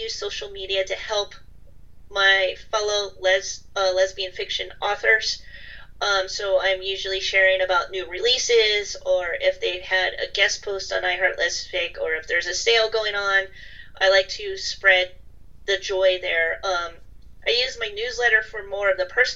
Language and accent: English; United States; also born or lived in Europe; I'm American. I did live in Europe for a while, but I'm still mostly American